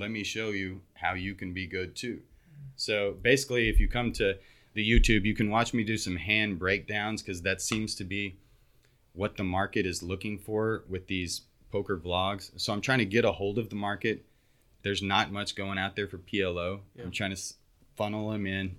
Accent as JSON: {"language": "English", "region": "West Texas", "country": "United States", "tie": "born or raised there", "moved": "as an adult", "lives_now": "Houston, United States", "said": "I grew up in West Texas"}